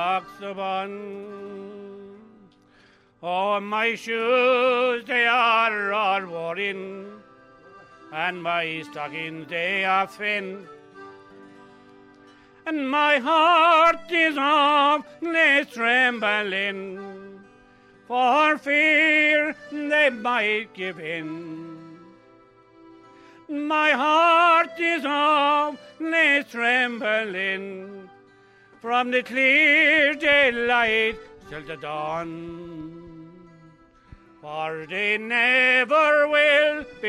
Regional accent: Mullinahone, Munster, Ireland; I'm from Mullaghone

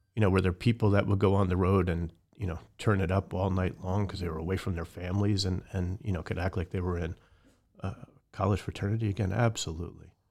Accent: right outside the Bronx, New York, United States; I grew up in New York right outside the Bronx

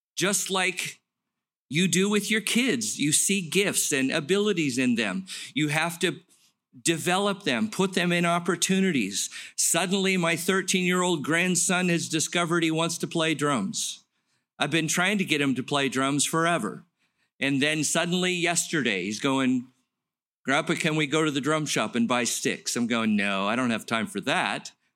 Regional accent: Los Angeles, California, United States; I grew up in Los Angeles, played drums in the marching band

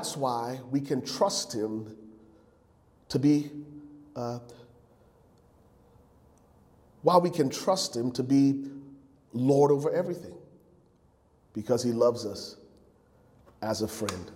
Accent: Liberia; moved away; growing up in Liberia as a young man and having our family devotions on the Sunday mornings.

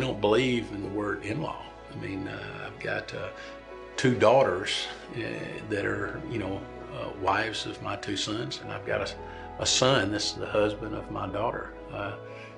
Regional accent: Clinton, Mississippi, United States; also born or lived in Florence, Mississippi; grew up in Florence and Clinton

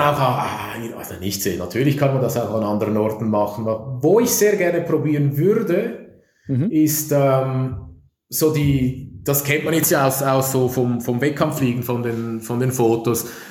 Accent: Zürich, Switzerland; Ich bin Zürcher. Ich komme aus der Stadt Zürich

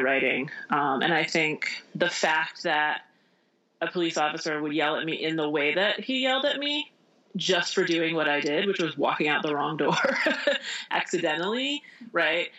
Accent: Indiana, United States; also born or lived in Michigan / New York City; now in Vermont, United States; I grew up in Indiana, but I was born in Michigan

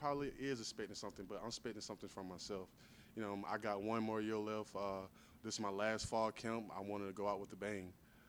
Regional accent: Forsyth, Georgia, United States; moved away as an adult; also born or lived in Missouri; I'm from Forsyth, Georgia, small country town, directly in the middle of Georgia.

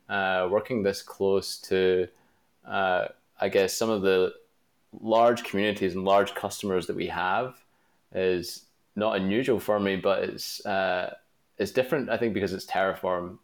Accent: Glasgow, Scotland, United Kingdom; I'm from Glasgow, Scotland, which is not really known for its pizza

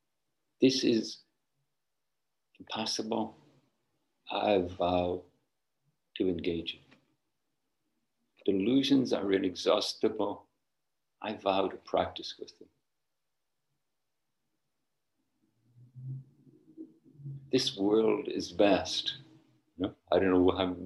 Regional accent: Northern Ireland, United Kingdom; Where I grew up in Northern Ireland, when I was young, only property owners could vote

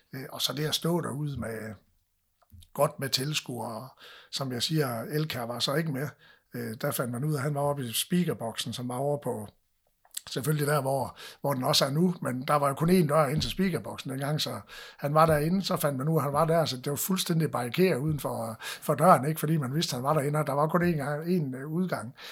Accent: North Jutland, North Denmark Region, Denmark; vi, vi er nordjyder

